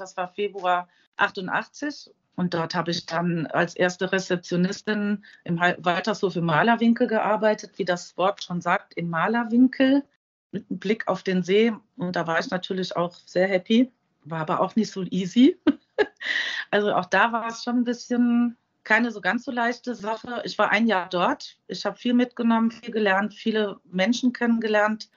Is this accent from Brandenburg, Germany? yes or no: no; Euskirchen, North Rhine-Westphalia, Germany; now in Nierstein, Germany; Geburtsort? Euskirchen. Und zwar ist das in Nordrhein-Westfalen.